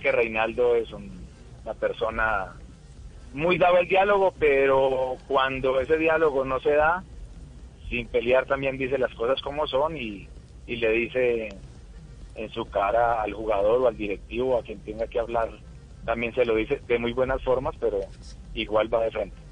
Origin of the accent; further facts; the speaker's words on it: Colombia; moved away as an adult; also born or lived in Peru; quiero mucho mi tierra